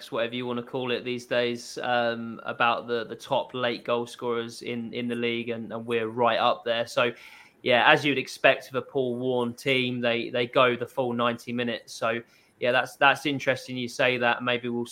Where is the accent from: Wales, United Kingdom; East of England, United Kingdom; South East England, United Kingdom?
East of England, United Kingdom; Cambridge; I'm from Cambridge